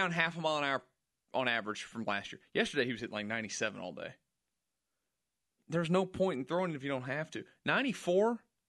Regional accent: Jersey Village, Texas, United States; I was at my 10-year high school reunion for Jersey Village class of 09.

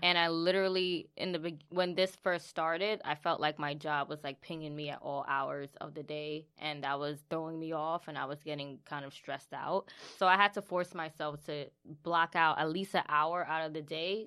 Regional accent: New York City, New York, United States; we went to high school together in the Bronx.

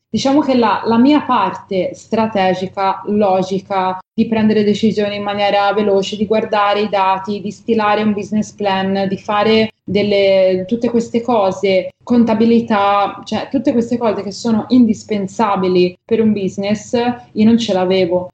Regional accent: Livorno, Tuscany, Italy; a Livorno, che è la mia città natale

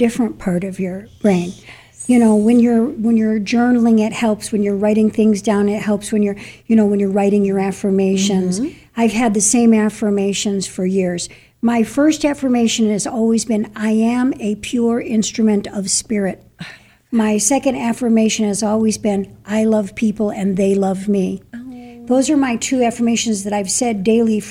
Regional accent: New York, United States; I'm a New Yorker behind the car wheel

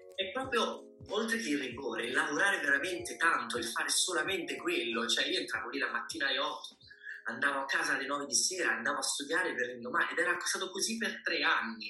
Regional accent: Sicily, Italy; io sono siciliano

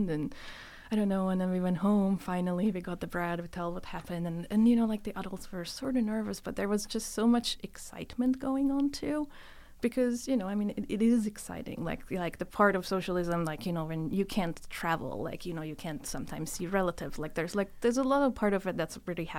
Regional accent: Budapest, Hungary; now in United States; So I was born in 83 in Hungary, in Budapest. I was born in the inner city, but eventually we moved out a little bit on the outskirts of the city

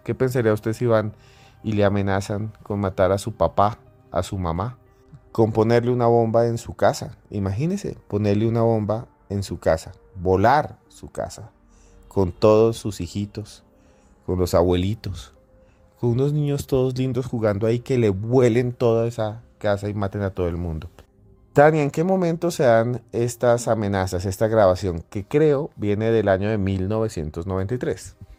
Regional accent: Colombia; Yo soy colombiano

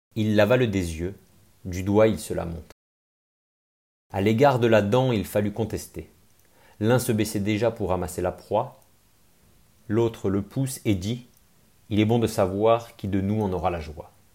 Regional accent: Grenoble, Auvergne-Rhône-Alpes, France; je suis grenoblois

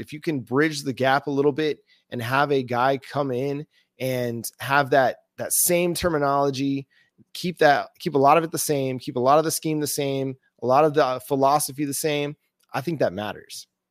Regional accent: North Texas, United States; I grew up in the North Texas area

